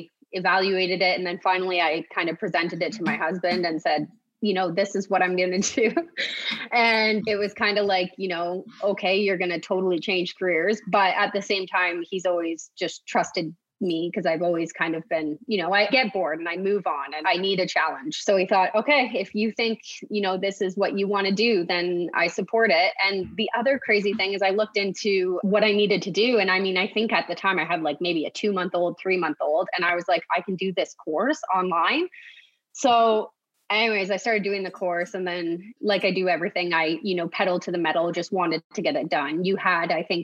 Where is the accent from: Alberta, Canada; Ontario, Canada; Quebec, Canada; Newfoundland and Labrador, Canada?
Ontario, Canada; Kawartha Lakes; So I'm from Kawartha Lakes. I was born and raised.